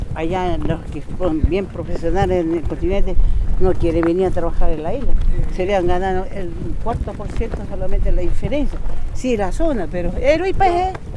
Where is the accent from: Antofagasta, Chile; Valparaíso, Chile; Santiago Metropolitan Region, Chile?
Valparaíso, Chile; Easter Island